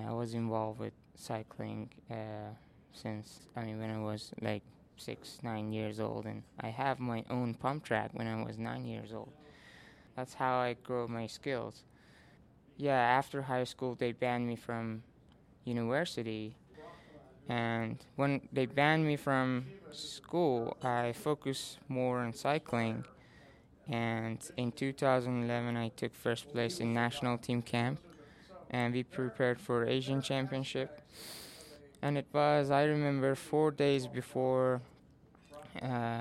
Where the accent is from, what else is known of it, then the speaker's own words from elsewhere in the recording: Iran; English is a second language; moved away as an adult; also born or lived in Turkey; now in Golden, United States; my home country